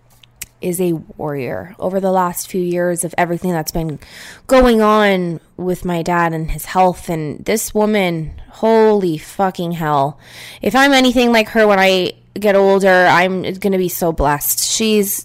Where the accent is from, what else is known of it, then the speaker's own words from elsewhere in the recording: Niagara Falls, Ontario, Canada; moved away; Ontario, where I am from. I am from Niagara Falls